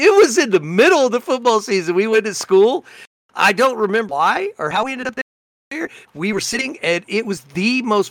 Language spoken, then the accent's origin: English; Colorado, United States; growing up in Colorado